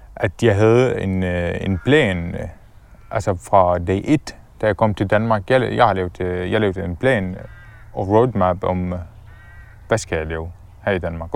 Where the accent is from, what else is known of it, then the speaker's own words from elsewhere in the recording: Damascus, Damascus Governorate, Syria; Danish is a second language; moved away as an adult; also born or lived in Palestine (ancestry) / Dubai; now in Denmark; jeg fødte i Syrien, øh, i Damaskus, øh, i 1991, øh, som øh, første barn øh, i familien. Øh, min familie, vi boede faktisk øh, denne gang øh, i et område, som hedder Yarmouk